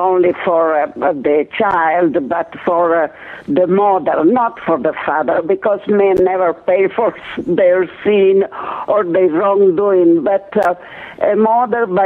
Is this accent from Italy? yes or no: yes; Italy; moved away as an adult; I was born in Italy.